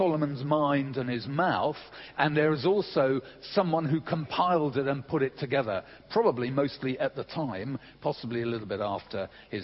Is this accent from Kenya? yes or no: no; England, United Kingdom; I'm English